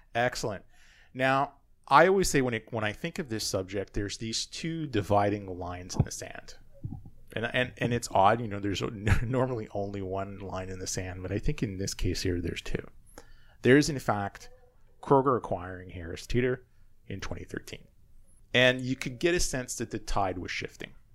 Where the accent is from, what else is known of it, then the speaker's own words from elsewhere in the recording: Canada; also born or lived in Charlotte, North Carolina; as the Canadian in the area